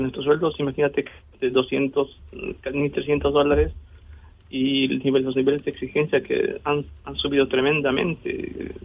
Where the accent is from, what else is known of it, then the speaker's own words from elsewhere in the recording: Bolivia; now in Argentina; yo soy boliviano